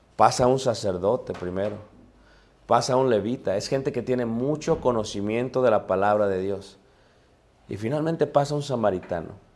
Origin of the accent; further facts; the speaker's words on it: Mexico; como buenos mexicanos